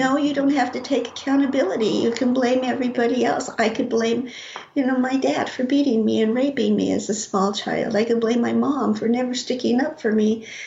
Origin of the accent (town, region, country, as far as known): Rocky Ford, Colorado, United States; born or raised there